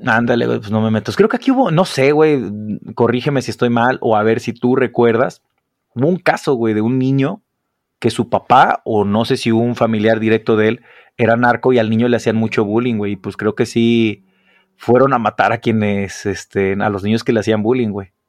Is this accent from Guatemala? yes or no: no; Mexico; los mexicanos cuando vamos